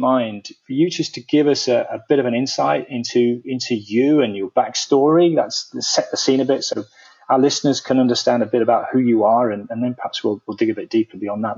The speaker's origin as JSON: {"language": "English", "country": "United Kingdom", "accent": "British", "said": "my accent being British"}